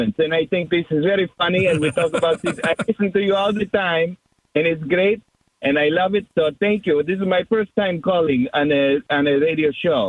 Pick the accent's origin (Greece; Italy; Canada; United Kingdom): Greece; English is a second language; now in Phoenix, United States; I'm Greek. I'm from Greece. And I moved to Arizona.